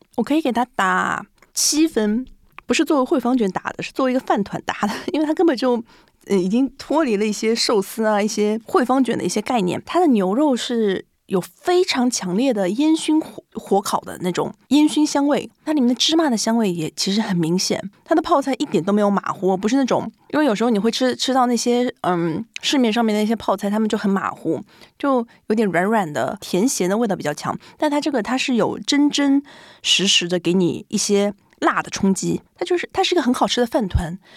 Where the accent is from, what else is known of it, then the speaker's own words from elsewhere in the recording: Shanghai, China; now in Japan; 因为我是个上海人嘛